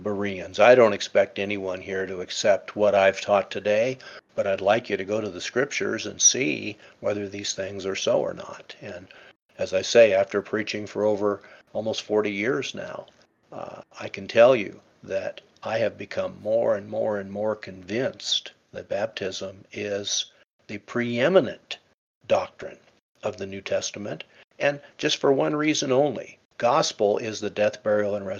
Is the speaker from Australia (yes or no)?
no; England, United Kingdom; I was born in England, and I was christened into the Anglican